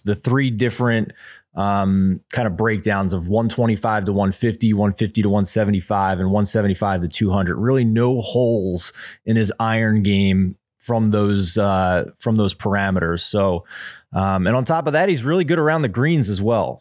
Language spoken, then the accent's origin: English; Philadelphia, Pennsylvania, United States; I'm from Philadelphia